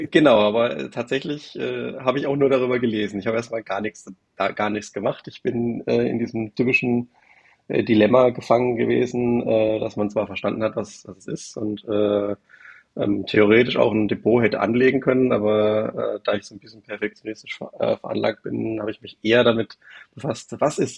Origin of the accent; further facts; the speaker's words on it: Baden-Württemberg, Germany; Ich äh, bin 35. Ähm, ich komme aus der Nähe von Karlsruhe, ein bisschen südlicher davon.